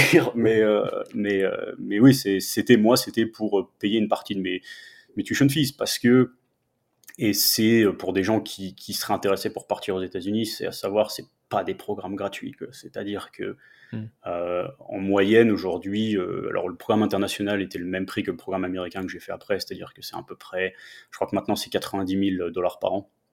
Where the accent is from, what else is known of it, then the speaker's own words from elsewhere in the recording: Metz, Grand Est, France; first language French; moved away as an adult; also born or lived in Nancy; now in Denver, United States; Je suis de Metz, en fait. Je suis, originaire de, Metz. j'ai fait toute ma scolarité là-bas